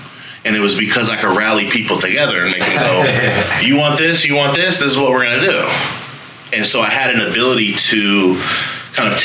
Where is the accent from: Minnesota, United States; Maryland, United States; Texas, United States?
Maryland, United States; Frederick; moved away as an adult; also born or lived in Baltimore, Maryland / Florida; Frederick, Maryland is where I lived most of my life, but I lived in Baltimore as well